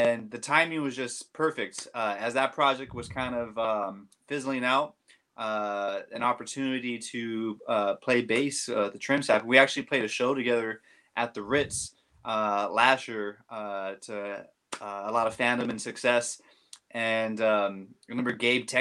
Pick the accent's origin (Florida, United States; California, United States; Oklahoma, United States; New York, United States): California, United States; San Jose; growing up in San Jose and as a musician